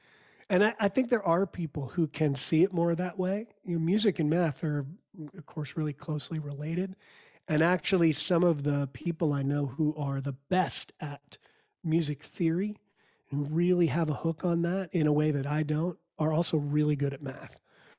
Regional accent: New York, United States; I actually didn't grow up in Texas. I grew up outside of New York City and moved around a whole lot. My parents were from Texas or lived in Texas before I was born.

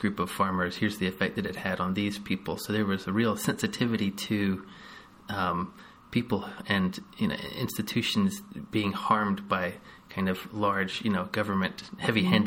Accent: the South, United States; I grew up in the South

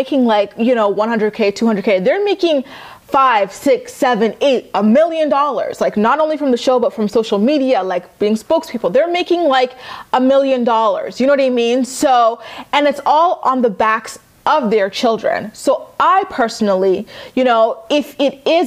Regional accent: Canada; I'm Canadian

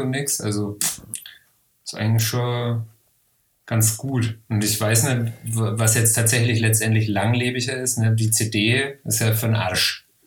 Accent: Helmbrechts, Bavaria, Germany; bei uns in Helmbrechts in der Bücherei

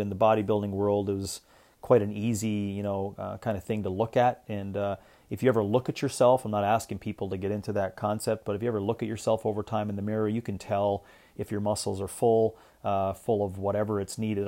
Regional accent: Canada; now in Arizona, United States; being a Canadian

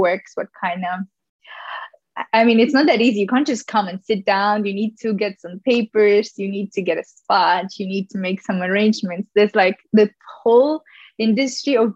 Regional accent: Ufa, Bashkortostan, Russia; moved away as an adult; also born or lived in New York; growing up in Russia

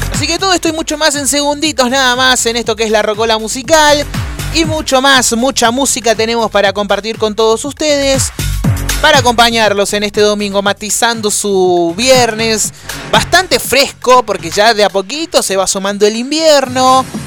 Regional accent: Argentina; como todo argentino

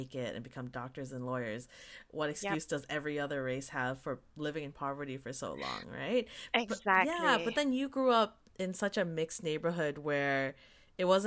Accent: Canada; growing up in Canada

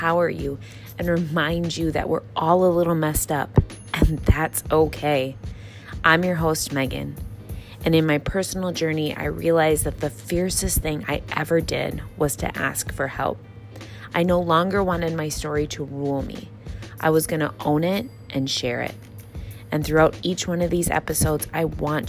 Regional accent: Midwest, United States; accent: Midwest; My Midwest accent's coming out real thick

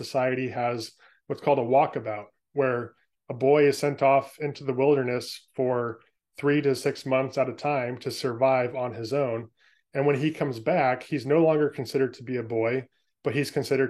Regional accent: Bay Area, California, United States; born or raised there; moved away as an adult; now in Portland, United States

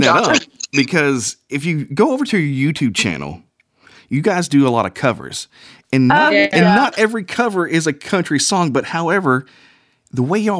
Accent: Kentucky, United States; being from Kentucky

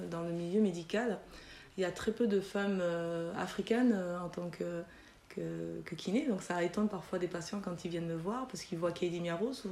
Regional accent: Toulouse, Occitania, France; also born or lived in Chad / Belgium; aujourd'hui j'ai 41 ans. Euh, je suis originaire du Tchad. Mes parents ont immigré euh, l'année de ma naissance, en, dans les années 78. ils ont immigré au Mirail, donc au quartier de la Rennerie.

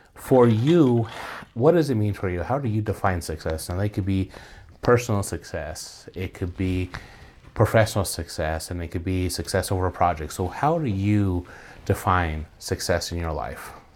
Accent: New Mexico, United States; born and raised here, so to me it's always five oh five

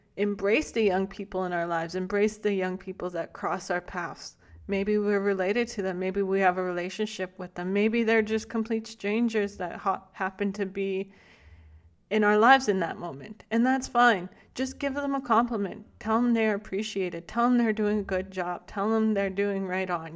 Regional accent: Alberta, Canada; also born or lived in Big Stone Creek Nation, northern Alberta; I'm thirty-three years old from the Big Stone Creek Nation in northern Alberta. Uh, however, I was raised right here in Lakta, Bishop Alberta

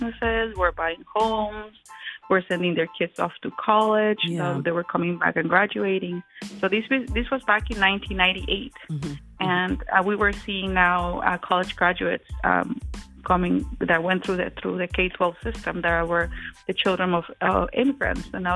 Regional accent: Colima, Mexico; moved away as an adult; also born or lived in Guadalajara, Jalisco, Mexico; now in Franklin County, United States; So we were born in Guadalajara, but then we moved back to Colima, which is where we grew up.

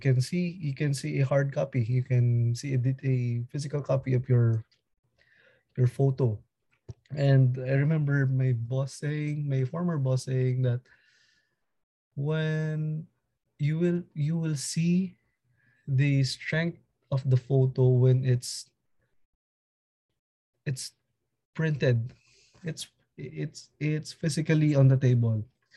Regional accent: Manila, Metro Manila, Philippines; from Manila, Philippines.

